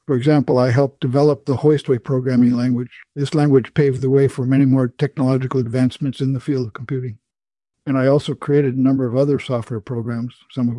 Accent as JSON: {"language": "English", "region": "Minnesota", "country": "United States", "tie": "born or raised there", "said": "Well, I was born in Minnesota on October 16th, 1930. My parents were farm people, and I spent my childhood on a farm working with the animals, plowing and planting."}